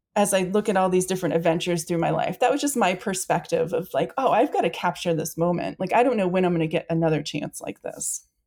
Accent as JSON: {"language": "English", "town": "Saco", "region": "Maine", "country": "United States", "tie": "born or raised there", "also_born_or_lived": "Western Massachusetts / Australia", "said": "I'm in Saco, Maine. I'm back in my hometown"}